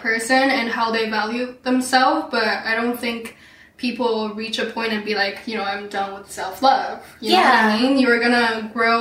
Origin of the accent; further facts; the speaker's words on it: Shanghai, China; now in Vancouver, Canada; I'm originally from Shanghai, China